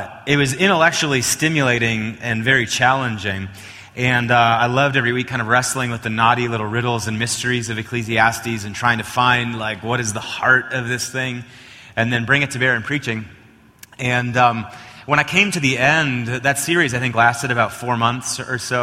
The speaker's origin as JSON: {"language": "English", "region": "Wisconsin", "country": "United States", "also_born_or_lived": "Oklahoma / Chicago", "moved": "as an adult", "lives_now": "Colorado, United States", "said": "I hail from Wisconsin"}